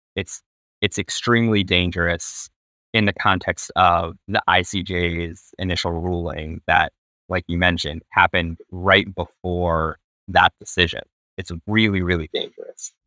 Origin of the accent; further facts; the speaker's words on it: United States; how I grew up here in the States